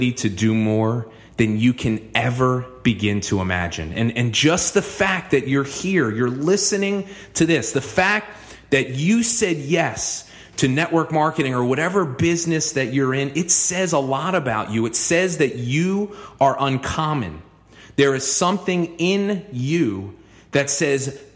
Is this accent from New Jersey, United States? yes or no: yes; New Jersey, United States; moved away as an adult; now in Philadelphia, United States; I grew up in New Jersey.